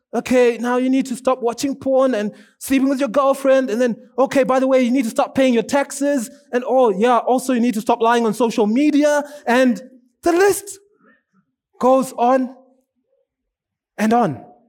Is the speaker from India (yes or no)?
no; Zimbabwe; also born or lived in South Africa; now in Kenya; I'm from Zimbabwe.